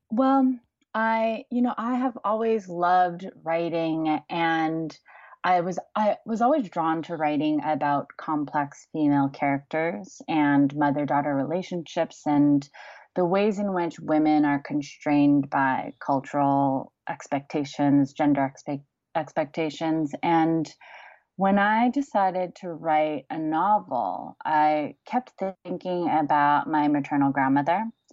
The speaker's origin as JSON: {"language": "English", "country": "United States", "tie": "born or raised there", "said": "growing up in the States"}